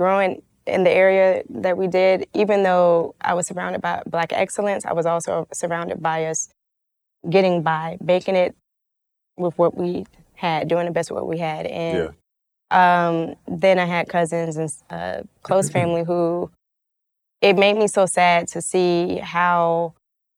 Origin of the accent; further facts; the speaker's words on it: Atlanta, Georgia, United States; born and raised in the Swats